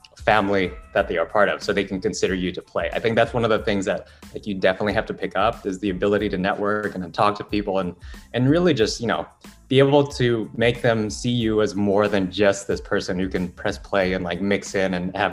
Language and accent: English; Philippines; now in New York, United States; Originally, I'm from the Philippines.